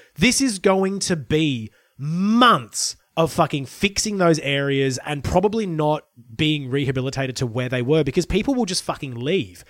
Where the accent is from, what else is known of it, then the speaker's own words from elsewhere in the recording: Brisbane, Queensland, Australia; moved away; also born or lived in Lismore, Northern Rivers, New South Wales; I grew up in Brisbane before moving to the Northern Rivers and then spending more time in Brisbane